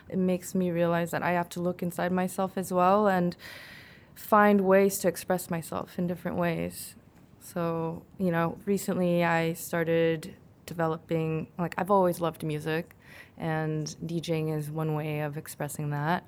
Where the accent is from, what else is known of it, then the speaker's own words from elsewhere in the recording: South Korea; now in United States; I was born and raised in Korea, but I moved to America and I had to adapt